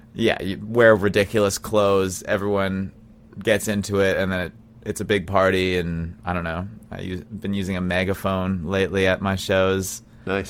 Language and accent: English; Brandon, Manitoba, Canada; now in Winnipeg, Canada; I grew up in Brandon, Manitoba